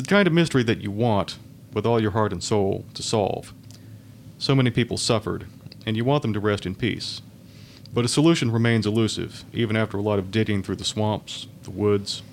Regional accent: Sanford, North Carolina, United States; moved away as an adult; now in Charlotte, United States; my hometown is Sanford, North Carolina, which is not too far from Raleigh

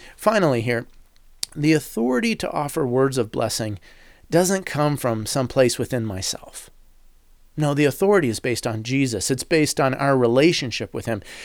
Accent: United States; as an American

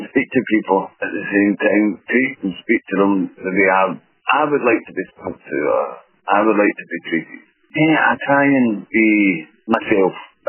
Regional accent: Glasgow, Scotland, United Kingdom; I've been with Uber for just over a year and a half, and I come from Glasgow

